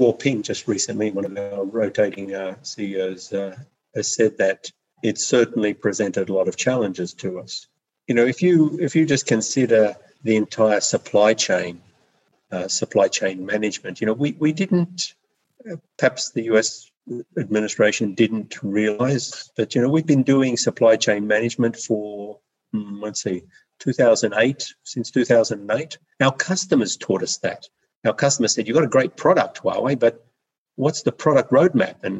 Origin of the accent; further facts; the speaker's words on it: Australia; moved away; I'm Australian